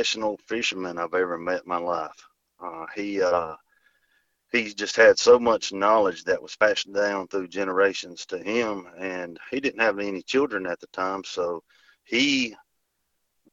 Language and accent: English; Shelby, North Carolina, United States; now in Myrtle Beach, United States; originally from Western North Carolina, Cleveland County, Shelby area. And so the time I was old enough to walk, I had a fishing pole in my hand